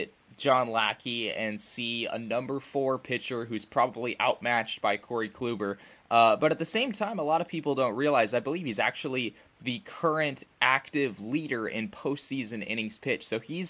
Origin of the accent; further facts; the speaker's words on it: Arizona, United States; I'm from Arizona